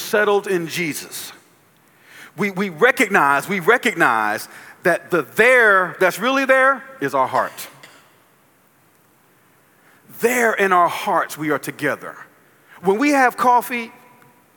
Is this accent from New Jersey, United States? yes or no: yes; New Jersey, United States; now in Columbia, United States; I live in Columbia, South Carolina. I'm from New Jersey.